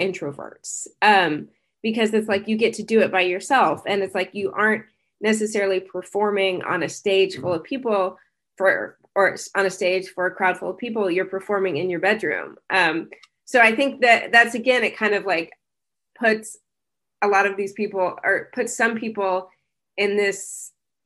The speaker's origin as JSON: {"language": "English", "region": "Kansas", "country": "United States", "tie": "born or raised there", "moved": "as an adult", "said": "I grew up in Kansas, in like the 90s."}